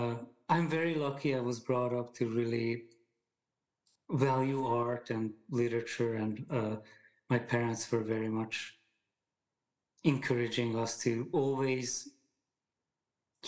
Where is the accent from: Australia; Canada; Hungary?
Hungary; English is a second language; moved away as an adult; now in United States; I grew up in Hungary